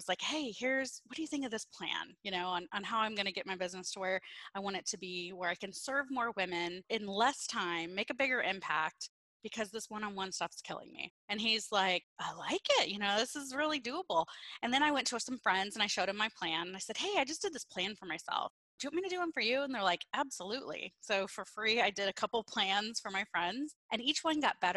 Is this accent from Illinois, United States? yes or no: yes; Peoria, Illinois, United States; I'm born and raised in Peoria, Illinois